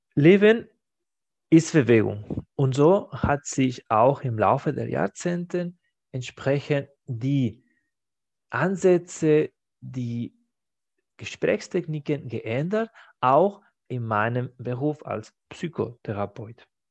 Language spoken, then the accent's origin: German; Spain; German is a second language; now in Germany; in meinem Heimatland Spanien